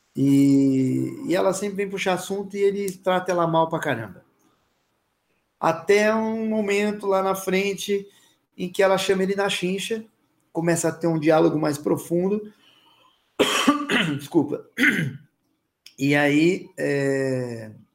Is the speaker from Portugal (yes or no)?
no; São Paulo, Brazil; eu sou paulista